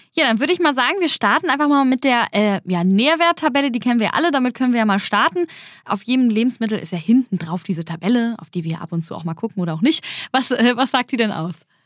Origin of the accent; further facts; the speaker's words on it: Germany; bei uns in Deutschland